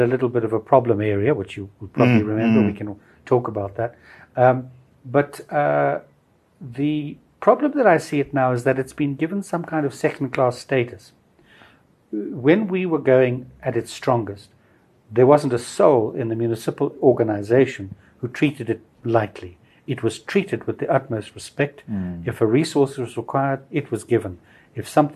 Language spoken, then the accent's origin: English; Bulawayo, Zimbabwe; also born or lived in Harare; I lived in Bulawayo until I was 18, 19